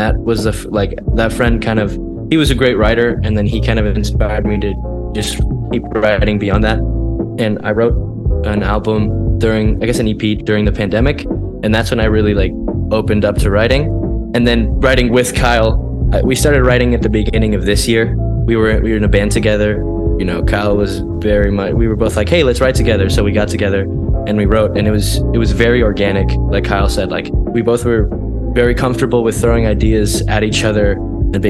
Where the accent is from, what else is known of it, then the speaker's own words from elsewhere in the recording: Colombia; also born or lived in Texas, United States; now in Boston, United States; I'm from Colombia. Yeah, I was born in Colombia. I lived in Texas for a little while.